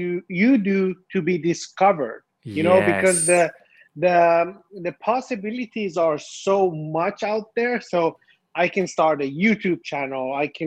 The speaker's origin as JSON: {"language": "English", "country": "Finland", "tie": "born or raised there", "also_born_or_lived": "Tehran, Iran", "moved": "as an adult", "said": "I was born in Iran, Tehran, and my whole family moved to Finland. I think I was like 4 years old."}